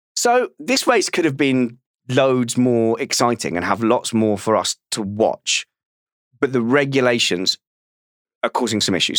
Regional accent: United Kingdom; As a Brit

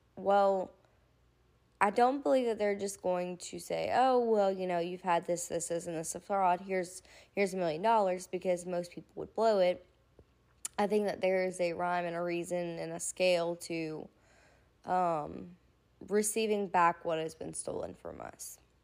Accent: United States; us as an American people

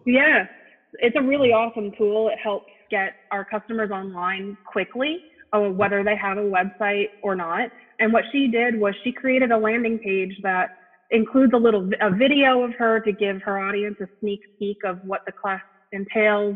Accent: New Jersey, United States; moved away as an adult; now in Philadelphia area, United States; I'm from the New York City area originally

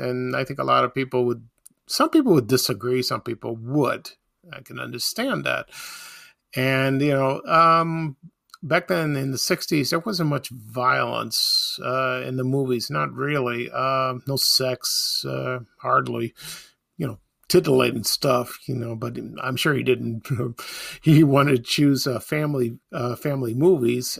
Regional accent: Chicago, Illinois, United States; growing up in Chicago

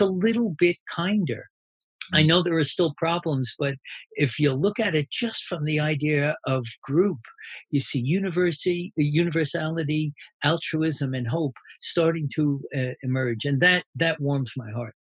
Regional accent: New Jersey, United States; I'm from New Jersey

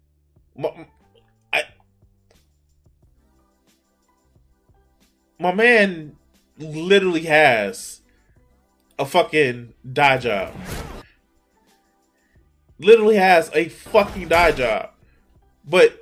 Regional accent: Chicago, Illinois, United States; I grew up in the fucking 90s, dog. I grew up in Chicago

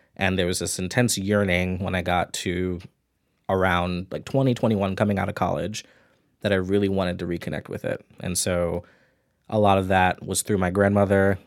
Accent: New York City, New York, United States; also born or lived in Atlanta / Ithaca; I grew up in New York City, I lived in Atlanta for five years

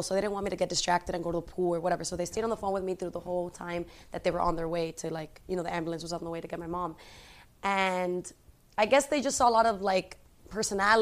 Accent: United States; Although I grew up in America, like, my family is very Spanish

